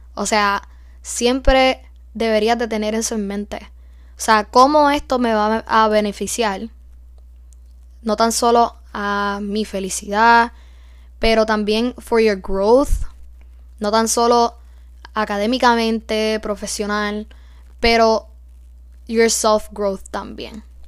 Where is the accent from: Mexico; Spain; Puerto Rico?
Puerto Rico; moved away as an adult; Siendo freshman, puertorriqueña, en una universidad en los Estados Unidos, donde somos minoría